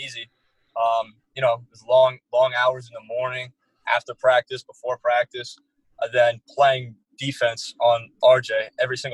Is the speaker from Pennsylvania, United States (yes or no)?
no; Harrington Park, New Jersey, United States; I'm from North Jersey by Bergen, in Bergen County, Harrington Park, okay. New Jersey